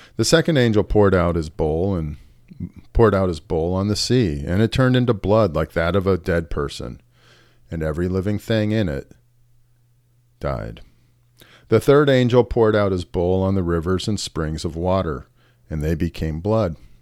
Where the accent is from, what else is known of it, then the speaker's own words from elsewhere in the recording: California, United States; moved away as an adult; now in Florida, United States; I'm from California